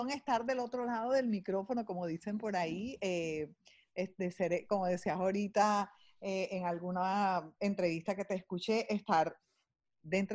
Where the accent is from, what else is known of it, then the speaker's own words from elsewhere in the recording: Barranquilla, Atlántico, Colombia; also born or lived in London; Eh, nací en Londres, imagínense, fui así como como un regalito que les mandó la vida a ellos y eventualmente se vinieron para acá muy jóvenes y hicieron su vida, mi papá y mi mamá hicieron su vida aquí en Barranquilla